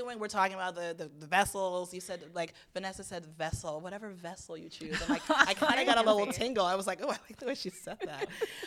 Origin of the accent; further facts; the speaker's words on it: Atlanta, Georgia, United States; moved away; also born or lived in Boston; I'm from Boston originally, and I grew up in Atlanta, but I went back to Boston for college